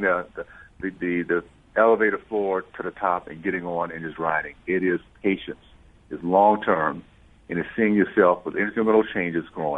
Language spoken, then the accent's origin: English; Deep South, United States; I grew up in the Deep South in the 60s